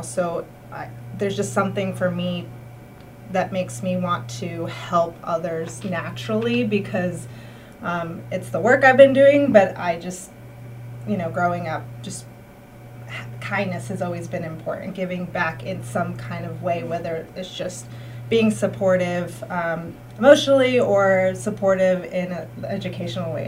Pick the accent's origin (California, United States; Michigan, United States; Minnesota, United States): California, United States; moved away as an adult; now in Berkshires, United States; I'm originally from California, born and raised, and um, my parents are from Mexico City originally